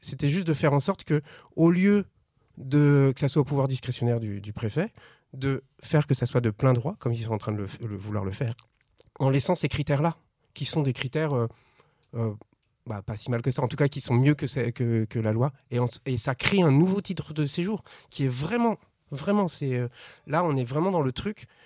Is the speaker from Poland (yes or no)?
no; France; On vient de la France